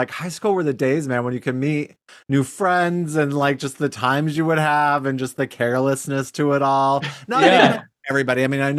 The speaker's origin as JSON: {"language": "English", "region": "Wyoming", "country": "United States", "tie": "born or raised there", "said": "good old little Wyoming boy."}